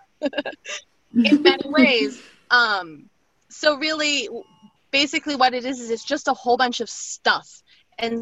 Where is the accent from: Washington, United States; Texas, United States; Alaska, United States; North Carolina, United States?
Alaska, United States; now in East Coast, United States; growing up in Alaska